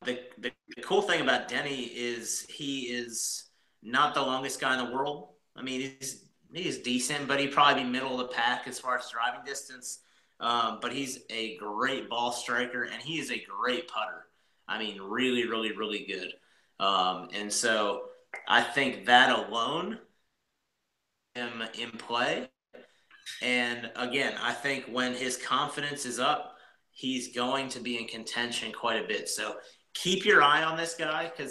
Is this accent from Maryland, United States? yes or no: yes; Maryland, United States; now in Virginia, United States; I grew up in Maryland, I live in Virginia